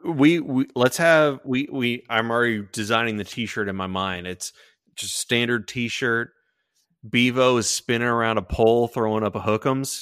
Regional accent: Sugar Land, Texas, United States; I grew up in Sugar Land

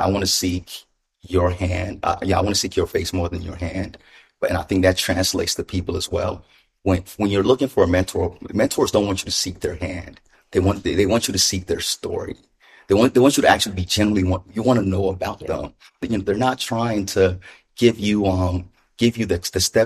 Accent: Ghana; moved away; I was born in Ghana. My mother's an immigrant.

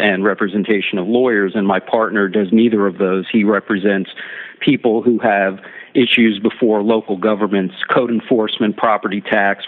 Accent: Miami, Florida, United States; I was born and raised in Miami

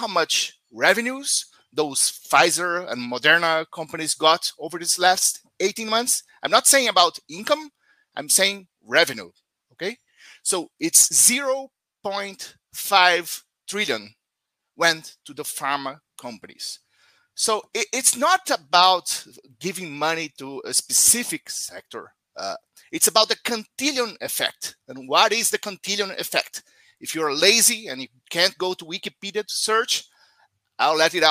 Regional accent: Brazil; from Brazil

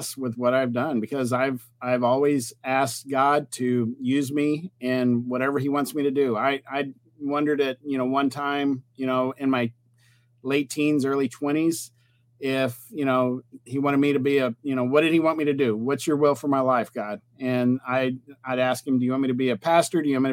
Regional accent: Texas, United States; I'm from Texas

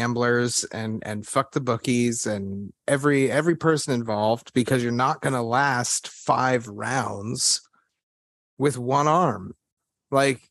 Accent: Texas, United States; I'm from Texas

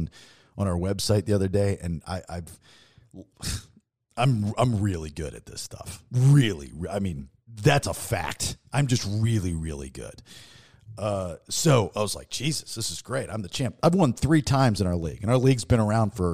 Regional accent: Maryland, United States; now in Florida, United States

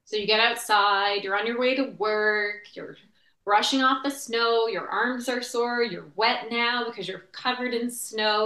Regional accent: Canada; born or raised there; also born or lived in Ottawa, Ontario

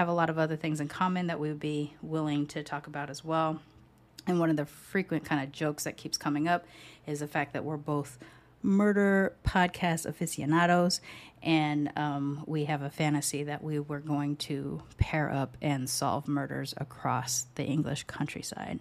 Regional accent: United States; I was born in the US, but I was raised with a British grandmother

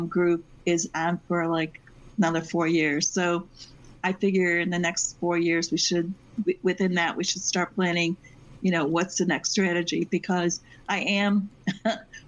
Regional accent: Binghamton, New York, United States; moved away as an adult; also born or lived in Massachusetts; now in Syracuse, United States; I lived 20 years in Massachusetts, but I basically I grew up in Binghamton

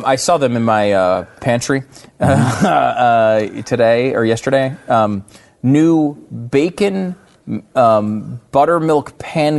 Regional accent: Canada; everyone knows that I'm a Canadian sports celebrity

